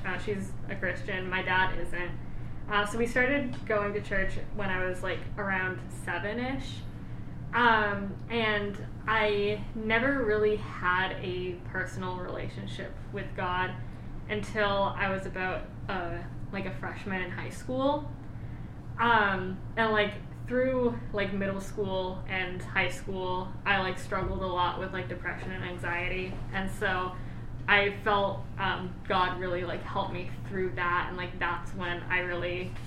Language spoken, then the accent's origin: English; Southern New Hampshire, United States; I'm from New Hampshire